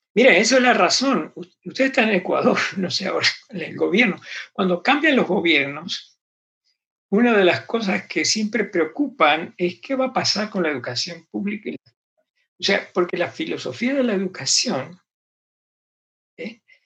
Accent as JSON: {"language": "Spanish", "country": "Argentina", "tie": "born or raised there", "said": "me crié en Argentina"}